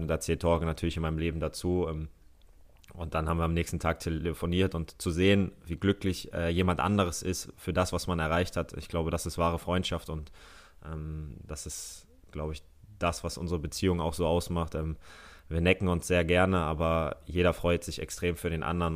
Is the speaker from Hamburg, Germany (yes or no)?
yes; Hamburg, Germany; moved away; ich bin Hamburger Jung. Äh, von daher, das ist meine Heimatstadt